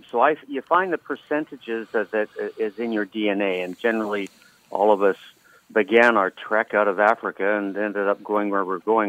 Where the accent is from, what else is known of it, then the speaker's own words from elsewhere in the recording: Canada; I'm from the north of the 60s, so I'm a Canadian, so it wouldn't be right for me to make comments on on U.S. politicians